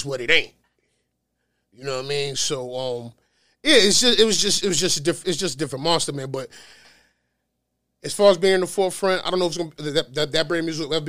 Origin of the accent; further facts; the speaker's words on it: New York City, New York, United States; I'm from the star, right? I'm from Notion Ave